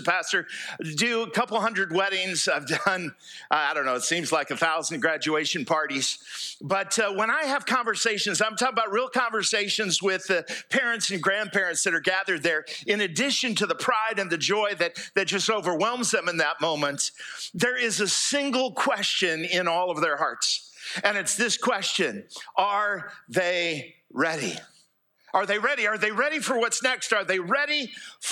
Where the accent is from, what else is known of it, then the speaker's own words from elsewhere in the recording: United States; moved away as an adult; now in Fairhope, Alabama, United States; I grew up here in East Jackson County